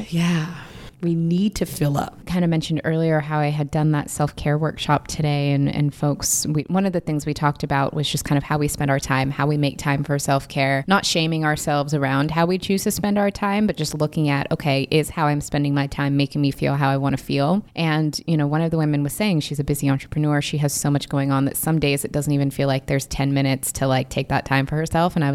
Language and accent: English; Inglewood, California, United States; I am from Inglewood.